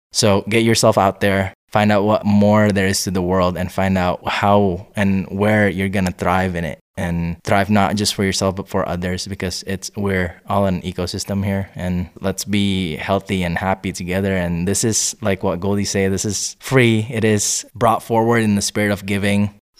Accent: Indonesia; now in United States; I'm from Indonesia. I've lived in several different states in the United States, abroad, elsewhere in different countries, in the van, you know, you name it.

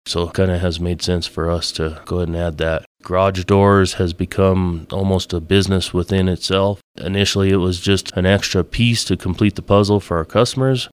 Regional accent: Alamosa, Colorado, United States; I was born and raised in Alamosa

